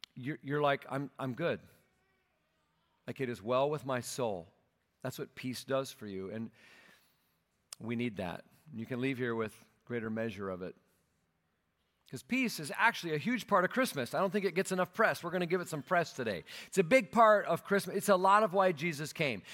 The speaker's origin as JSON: {"language": "English", "region": "Minnesota", "country": "United States", "tie": "born or raised there", "moved": "yes", "said": "my hometown there in Minnesota"}